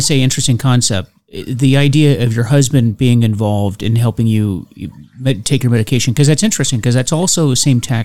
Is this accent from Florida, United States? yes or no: yes; Florida, United States; I grew up in Florida, and I remember when I was a kid, the Buccaneers started